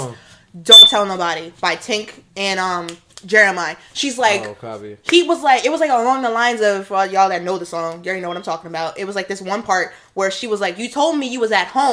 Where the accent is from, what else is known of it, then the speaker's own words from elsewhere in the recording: Hempstead, New York, United States; I'm freaking black and Hispanic, and I went to private school, and I'm from Hempstead